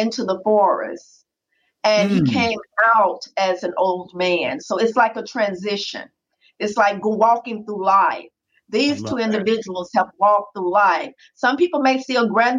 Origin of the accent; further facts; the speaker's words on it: Canton, Mississippi, United States; moved away as an adult; also born or lived in Texas; I paint about my memories of growing up in Canton, Mississippi